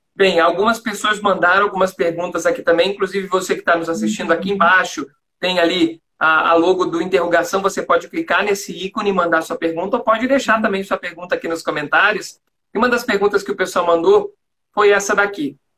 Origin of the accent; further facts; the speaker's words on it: Florianópolis, Santa Catarina, Brazil; accent: manezinho; also born or lived in São João Batista, Brazil; eu sou natural de São João Batista, que fica perto de Nova Trento, aqui em Santa Catarina